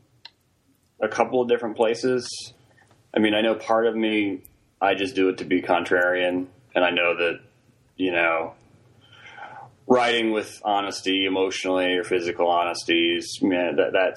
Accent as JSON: {"language": "English", "region": "Virginia", "country": "United States", "tie": "born or raised there", "also_born_or_lived": "Princeton, New Jersey", "said": "I grew up in Virginia"}